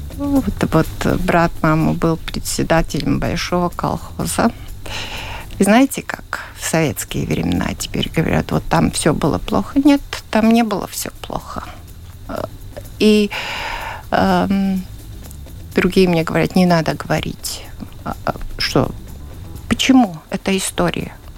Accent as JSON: {"language": "Russian", "town": "Ledurga", "country": "Latvia", "tie": "born or raised there", "said": "Я родилась в Ледурге и живу сейчас в доме, который построил мой дедушка."}